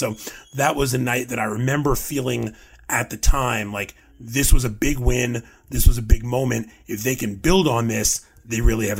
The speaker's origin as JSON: {"language": "English", "region": "New York", "country": "United States", "tie": "born or raised there", "said": "as a kid growing up in New York with a father who grew up, you know, blocks from Yankee Stadium."}